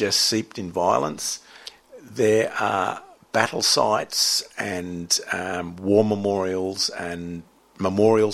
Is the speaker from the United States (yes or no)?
no; Sydney, New South Wales, Australia; when I was growing up in Narrabeen, in the surfing, sailing culture of Narrabeen